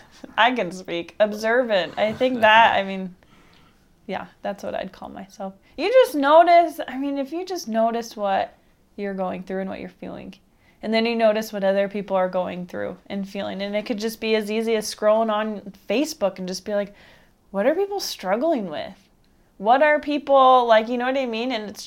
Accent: East Coast, United States; I think growing up in the East Coast would really help me.

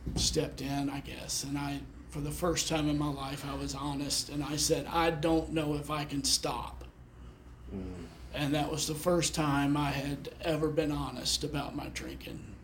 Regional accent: Memphis, Tennessee, United States; I was born in Memphis

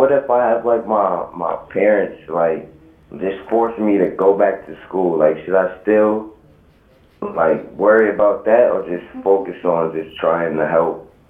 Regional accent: New York, United States; New York.

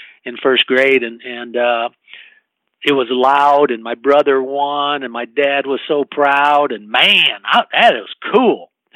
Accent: Waterloo, Iowa, United States; when I grew up in Waterloo or anywhere, there wasn't youth wrestling

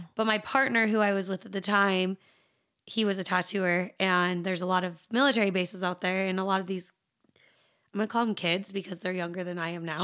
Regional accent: Salt Lake City, Utah, United States; also born or lived in Taylorsville, Utah / Chicago, Illinois; being born and raised in Salt Lake

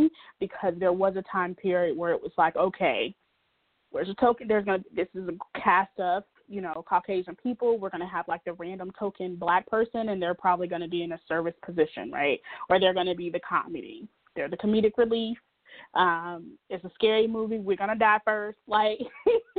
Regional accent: the South, United States; I'm from the South, so being heavier was never seen as such this really bad thing.

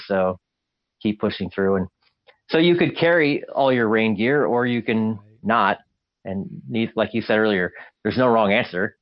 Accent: Alaska, United States; I grew up in Alaska

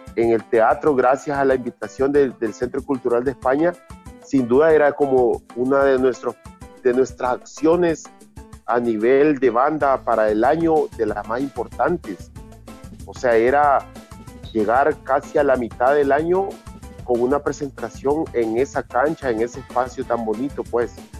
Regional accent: Chalchuapa, Santa Ana, El Salvador; now in San Salvador, El Salvador; yo vengo de un pueblo también, yo soy de Chalchuapa, del interior del país

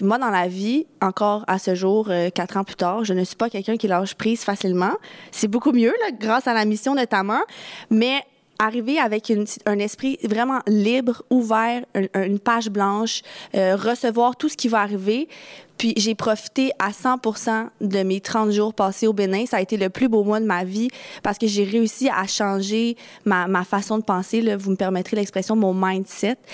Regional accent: Quebec, Canada; chez nous au Québec

